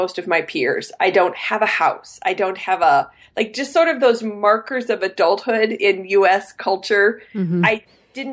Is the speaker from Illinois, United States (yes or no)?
no; Colorado, United States; moved away as an adult; also born or lived in China / Beijing, China; now in Denver, United States; I grew up in Colorado